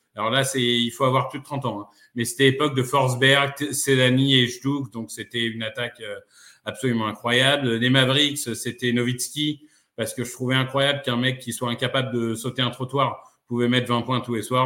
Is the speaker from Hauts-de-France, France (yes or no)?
yes; Amiens, Hauts-de-France, France; j'ai grandi euh, à Amiens